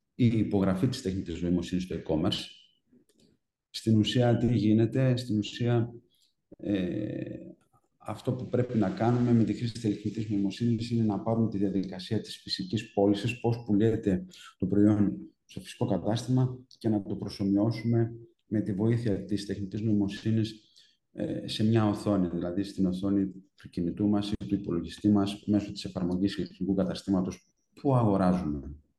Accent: Trikala, Thessaly, Greece; μένοντα στα Τρίκαλα

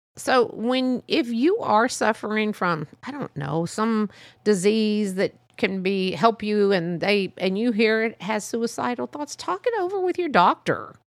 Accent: United States; I was born here, my parents were born here

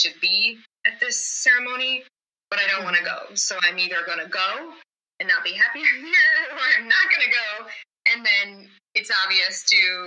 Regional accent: Midwest, United States; I grew up in the Midwest.

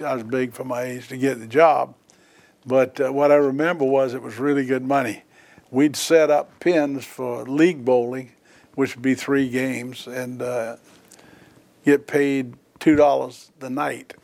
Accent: Charleston, South Carolina, United States; I was born here in Charleston on April 8th, 1943.

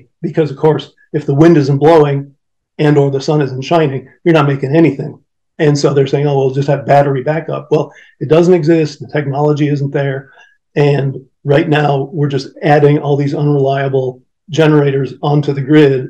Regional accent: Michigan, United States; right here in my home state of Michigan

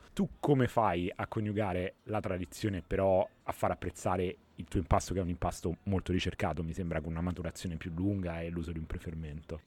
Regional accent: Rome, Lazio, Italy; da romano, nato e vissuto a Roma a 42 anni

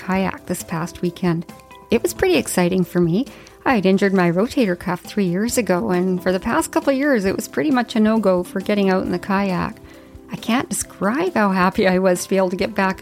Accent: Whitehorse, Yukon, Canada; now in Comox Valley, Canada; as a child growing up in the north

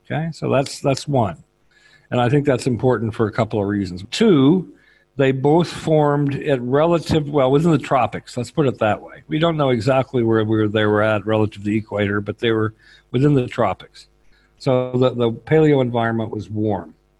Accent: northeast Oklahoma, United States; moved away as an adult; now in Dublin, Ireland; So I grew up in Oklahoma, northeast Oklahoma

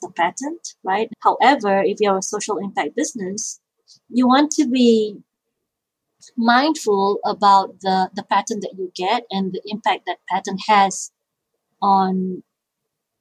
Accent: Malaysia; moved away; I grew up in Malaysia

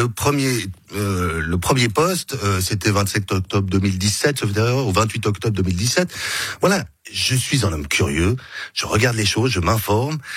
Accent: Geneva, Switzerland; Je suis né à Genève, j'ai grandi à Genève, j'aime Genève.

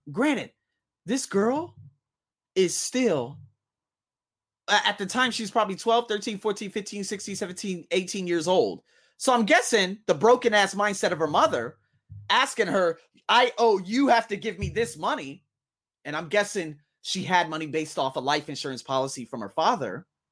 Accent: United States; now in Thailand; I'm from America

